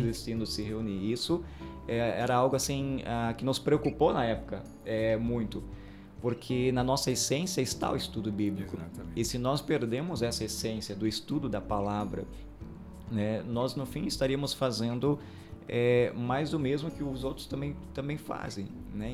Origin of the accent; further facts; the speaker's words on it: Aurora, Brazil; eu sou natural do Distrito do Sul, Aurora